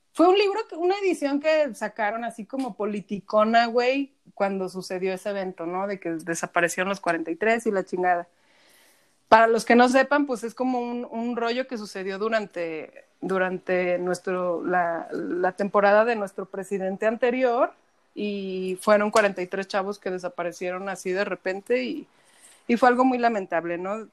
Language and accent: Spanish; Aguascalientes, Mexico; now in Zacatecas, Mexico; yo soy de Aguascalientes, pero vivo en Zacatecas